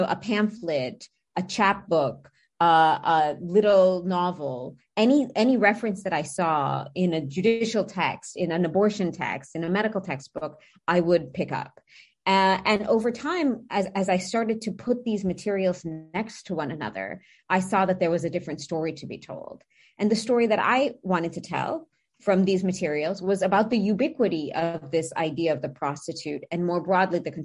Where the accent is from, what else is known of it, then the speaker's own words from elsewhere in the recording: United States; accent: heavily American; I have a heavily American accent. So for me, as an American, first generation